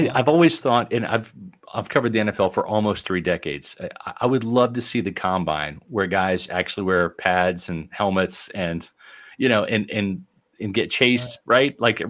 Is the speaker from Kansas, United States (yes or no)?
yes; Overland Park, Kansas, United States; now in Tampa, United States; I'm from Kansas City, and I grew up in Overland Park, Kansas.